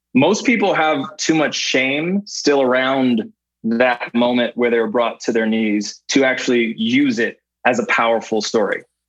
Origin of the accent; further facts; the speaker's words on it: Canada; moved away as an adult; I grew up in Canada where we had our own version of MTV called Much Music